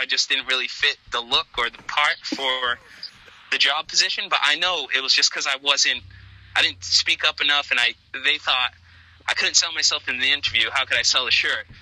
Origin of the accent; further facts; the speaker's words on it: New Bedford, Massachusetts, United States; my hometown in New Bedford